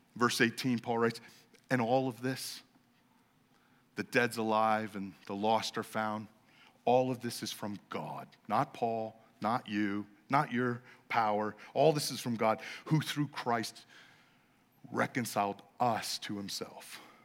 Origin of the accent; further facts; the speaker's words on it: Los Angeles, California, United States; I'm from Los Angeles